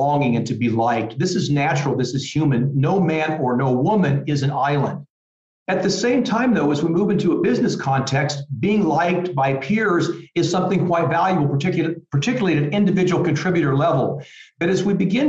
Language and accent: English; small farm town outside Des Moines, Iowa, United States; moved away as an adult; also born or lived in California; now in Munich, Germany; I'm from a very small farm town right outside of Des Moines, Iowa. I love my hometown.